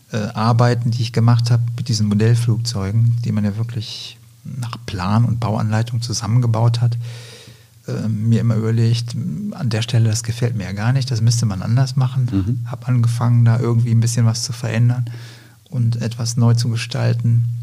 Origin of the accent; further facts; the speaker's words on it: Lower Saxony, Germany; also born or lived in Greece; Aufgewachsen bin ich in Griechenland, in Deutschland, später dann auch. Ich habe in, in Deutschland 1985 mein Abitur gemacht in der Nähe von Hamburg, südlich von Hamburg, in Niedersachsen.